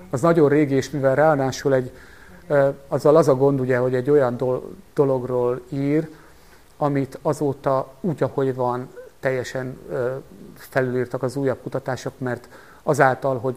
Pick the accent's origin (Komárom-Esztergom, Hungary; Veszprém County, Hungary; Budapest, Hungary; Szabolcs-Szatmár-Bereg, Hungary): Veszprém County, Hungary; Pápa; born there; én eredetben pápai születésű vagyok